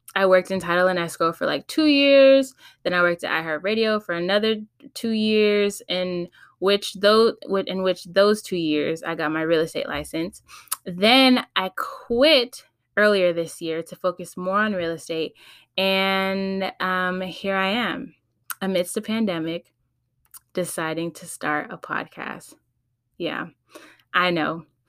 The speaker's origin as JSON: {"language": "English", "town": "Los Angeles", "region": "California", "country": "United States", "tie": "born or raised there", "also_born_or_lived": "Texas", "said": "I was born and raised in the Valley, San Fernali, San Fernando Valley, that is, L A County"}